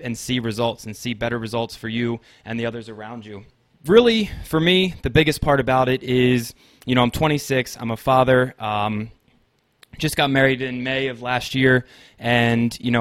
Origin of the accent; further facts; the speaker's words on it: Maryland, United States; I'm born and raised in Maryland in the United States